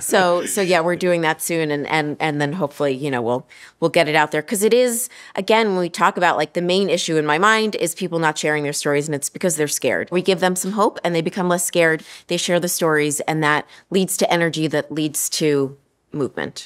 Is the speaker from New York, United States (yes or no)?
no; Central Florida, United States; I grew up in Central Florida